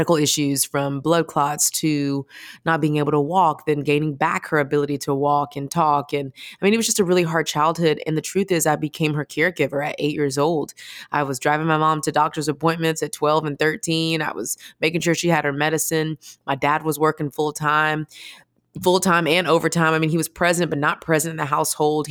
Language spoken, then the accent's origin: English; Houston, Texas, United States; I'm originally from Houston, Texas, which kind of is the most important thing about me